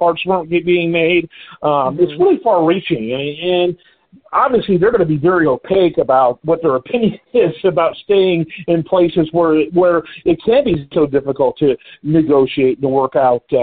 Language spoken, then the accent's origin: English; Detroit, Michigan, United States; moved away; I'm originally from Detroit